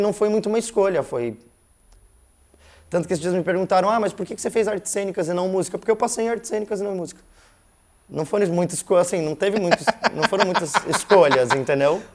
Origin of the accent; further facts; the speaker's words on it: Curitiba, Paraná, Brazil; also born or lived in Brasília; Então eu vim bem pequeno para cá, né? Minha irmã já era maiorzinha, mas eu vim com um ano e pouquinho para cá. E aí, né, dentro de uma família curitibana mesmo, então digo que sim, nasci em Brasília, mas de fato eu sou curitibano